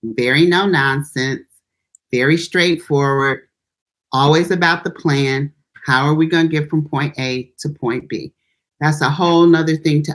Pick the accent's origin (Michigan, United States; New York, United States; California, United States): Michigan, United States; Detroit; also born or lived in Texas; I was born in Texas. We moved to Detroit when I was 2 years old